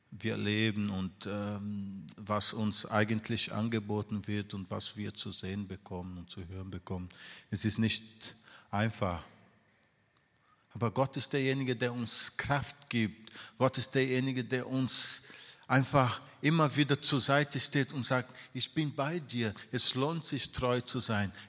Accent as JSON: {"language": "German", "country": "Brazil", "tie": "born or raised there", "moved": "yes", "said": "Ich bin äh, in Brasilien äh, groß geworden"}